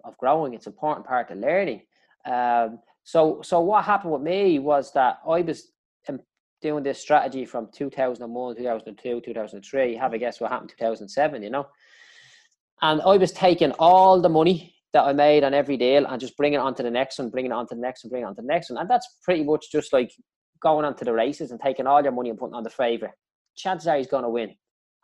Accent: Dublin, Leinster, Ireland; I grew up in Clondalkin

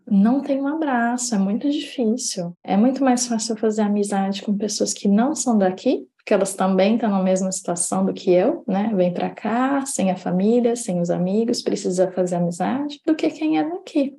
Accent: Indaiatuba, São Paulo, Brazil; moved away; eu cheguei a fazer no Brasil, na minha cidade natal, em Dayatuba

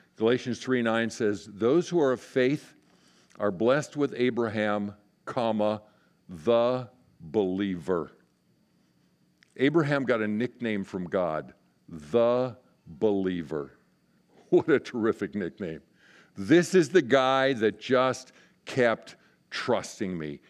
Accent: Inner Mountain West, United States; moved away as an adult; I was raised in the Inner Mountain West

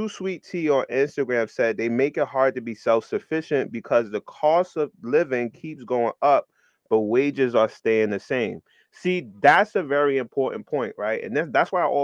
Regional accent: New York City, New York, United States; growing up in New York City

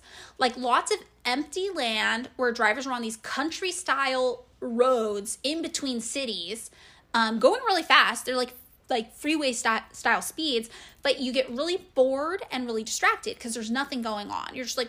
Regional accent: Fresno, California, United States; also born or lived in Santa Cruz, United States; now in Los Angeles, United States; I grew up in Fresno, which, you know, over 500,000 people live there. It's a city. It's not even a huge city

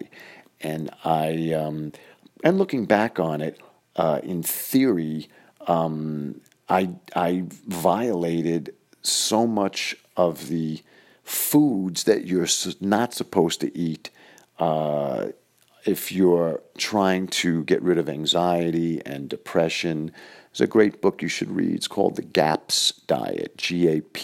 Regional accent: New York City, New York, United States; my parents' apartment where we grew up in Queens

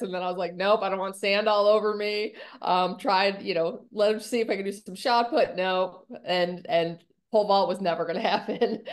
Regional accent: Buffalo, New York, United States; now in Orlando, United States; I grew up in upstate New York in Buffalo

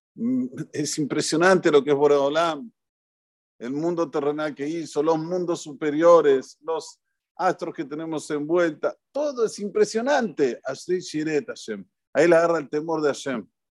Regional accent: Argentina; los argentinos tenemos una tonada que hablamos cantando

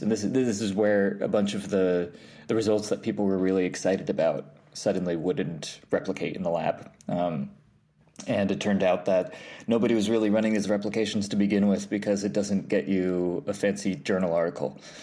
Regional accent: New York, United States; I grew up in New York, um, upstate. Well, w-, w-, well, technically upstate. I, like, an hour above the city

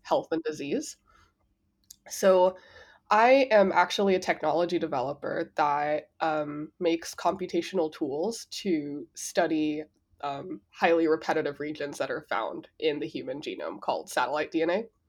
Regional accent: Los Angeles, California, United States; first language Spanish; English is a second language; moved away; I grew up in South Central, East L

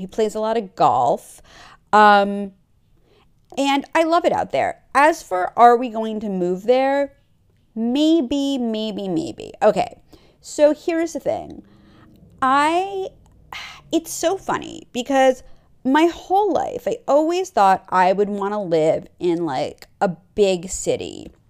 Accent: New York, United States; I grew up on the East Coast. I grew up in New York

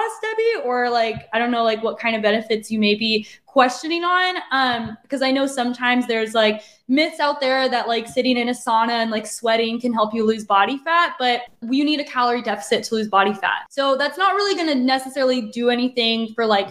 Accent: Arizona, United States; I'm from Arizona, so I know the hot, hot weather.

